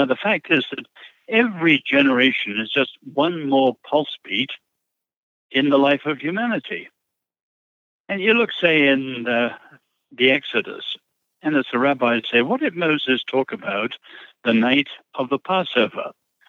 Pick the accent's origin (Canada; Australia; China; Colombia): China; born there; So both my parents were born in China, and then I was born in China.